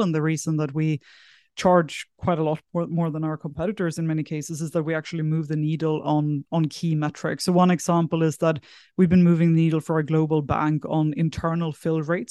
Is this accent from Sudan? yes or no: no; south of Sweden, Sweden; moved away as an adult; also born or lived in San Francisco; now in Singapore; I'm originally from Sweden, grew up in a small village in the south of Sweden, moved across to Singapore when I was eighteen